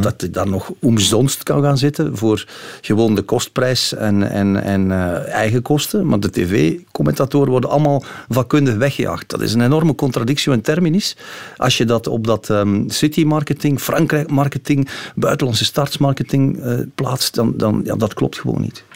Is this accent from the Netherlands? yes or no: no; Belgium; als Belgen